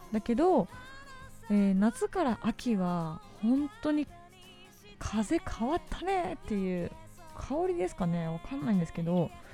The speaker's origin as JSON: {"language": "Japanese", "town": "Ebina", "region": "Kanagawa", "country": "Japan", "tie": "born or raised there", "said": "私の地元の方で、えー、海老名というところがある"}